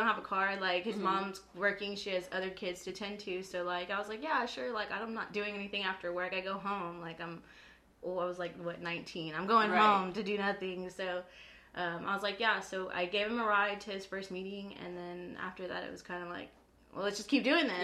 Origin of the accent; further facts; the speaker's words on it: Aransas, Texas, United States; I'm from Aransas